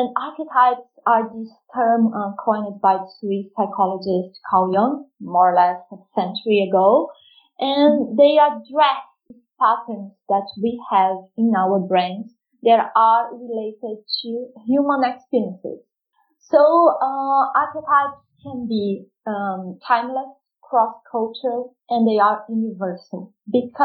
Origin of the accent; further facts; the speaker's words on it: Rio de Janeiro, Brazil; moved away as an adult; now in London, United Kingdom; I'm originally from Rio de Janeiro, Rio, and I live in London since 2014